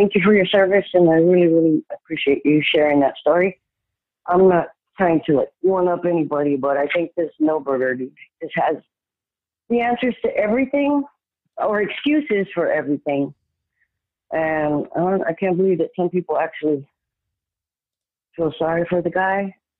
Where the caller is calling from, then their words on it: San Antonio, Texas, United States; San Antonio.